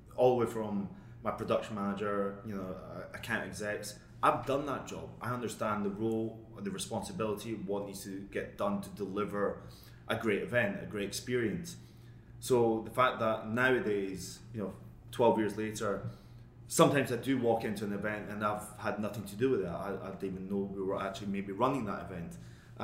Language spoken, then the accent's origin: English; Scotland, United Kingdom; moved away; I'm Scottish